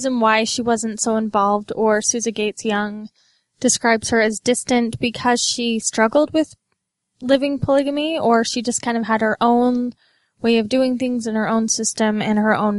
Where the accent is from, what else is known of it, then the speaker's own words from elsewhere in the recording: Utah, United States; growing up in Utah